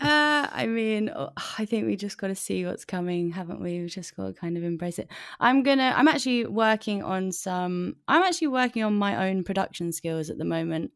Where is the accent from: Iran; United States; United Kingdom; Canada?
United Kingdom; London; London gal, I'm a London gal, North London